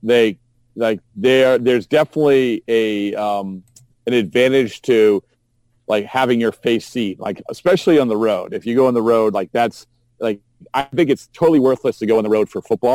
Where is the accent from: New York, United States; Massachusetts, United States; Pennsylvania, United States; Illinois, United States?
Massachusetts, United States; Essex; I'm from Essex, Massachusetts